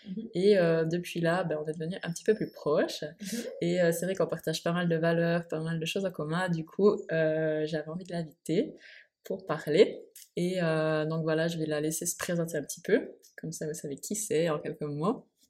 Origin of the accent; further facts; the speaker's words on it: Switzerland; moved away as an adult; now in Bali, Indonesia; je suis suisse